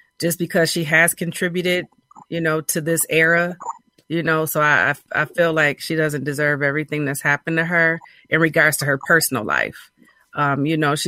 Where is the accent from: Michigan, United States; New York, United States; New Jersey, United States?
Michigan, United States; Grand Rapids; Well, I'm from Michigan. I'm from Grand Rapids, Michigan